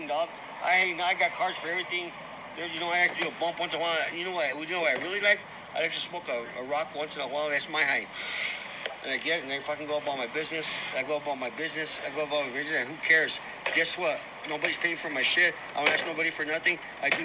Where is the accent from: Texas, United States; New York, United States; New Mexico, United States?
New Mexico, United States; Los Padillas; I'm from Los Padillas